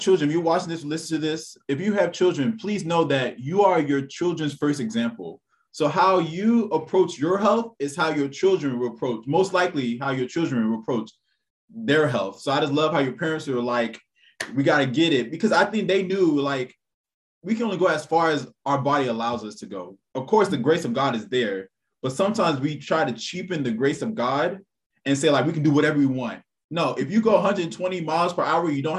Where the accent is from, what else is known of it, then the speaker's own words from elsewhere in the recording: Texas, United States; I'm from Texas